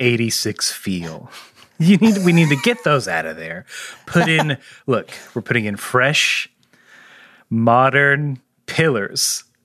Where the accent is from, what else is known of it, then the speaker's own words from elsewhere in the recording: Texas, United States; Look, we're from Texas. We're just going to call it a bunch of islands.